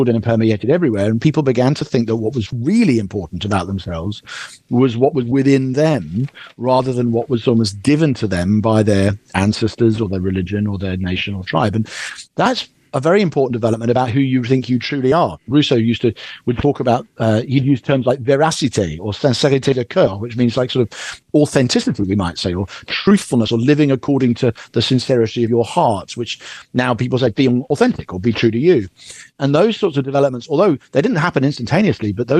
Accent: United Kingdom; as a Brit

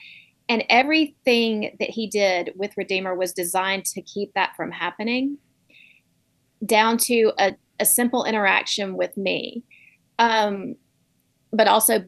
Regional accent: Southeast, United States; growing up in the Southeast in a red state surrounded by red states

